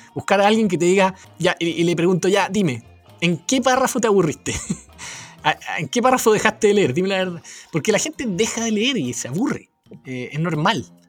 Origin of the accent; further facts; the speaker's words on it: Chile; siendo chileno, queriendo vivir en Chile